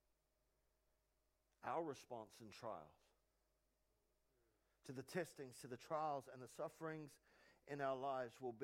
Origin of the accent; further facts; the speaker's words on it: New Zealand; I'm from New Zealand